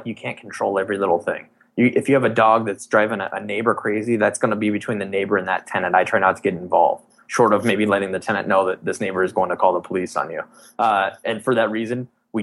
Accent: California, United States; now in Michigan, United States; I grew up out in Lake Tahoe

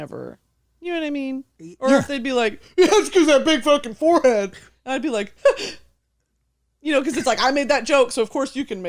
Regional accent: Texas, United States; also born or lived in South Korea; I grew up in Texas, and they make you take a foreign language from like sixth grade onward. So I was taking it. Well, I lived in South Korea in sixth grade.

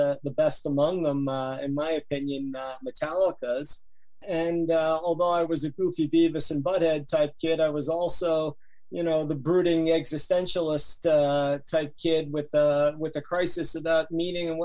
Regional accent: Yonkers, New York, United States; I'm from Yonkers, right outside New York City

